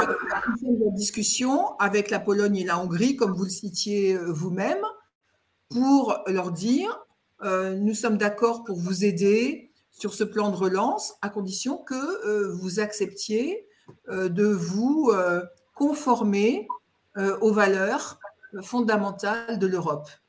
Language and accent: French; France; je suis française, euh, mais pour dire les choses, ma famille est d'origine alsacienne